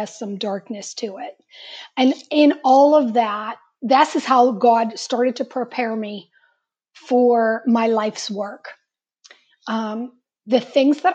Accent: Pittsburgh, Pennsylvania, United States; I am from Pittsburgh

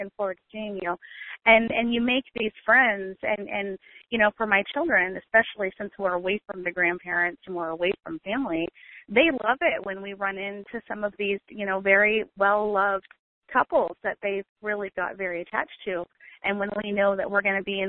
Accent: Maine, United States; moved away as an adult; we're from Maine originally, so we launched out of Maine in New England in the summer

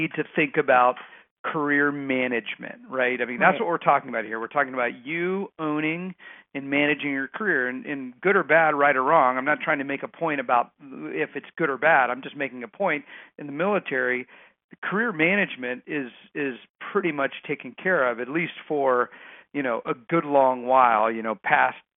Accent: Texas, United States; moved away; I grew up in Texas

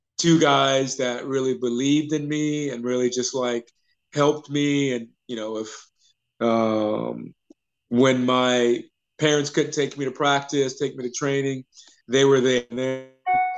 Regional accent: Atlanta, Georgia, United States; also born or lived in New Orleans, Louisiana; I call Atlanta home, but I was actually born in New Orleans, but I grew up in Atlanta

